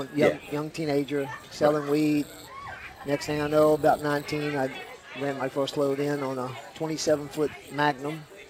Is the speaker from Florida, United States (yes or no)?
yes; South Florida, United States; I grew up in South Florida.